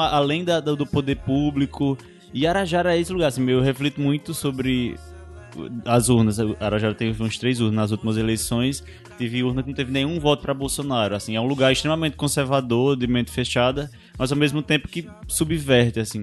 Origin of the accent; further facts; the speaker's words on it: Barbalha, Ceará, Brazil; Eu sou de Barbalha